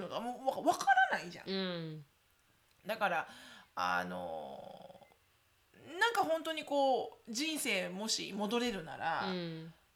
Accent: Japan; now in United States

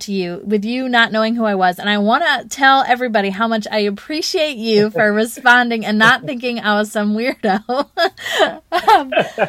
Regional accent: Charlotte, North Carolina, United States; my hometown, Charlotte, North Carolina

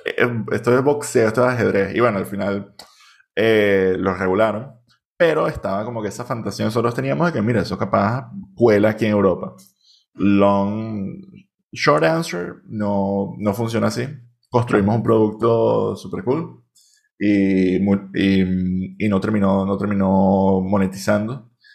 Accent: Venezuela; now in Barcelona, Spain

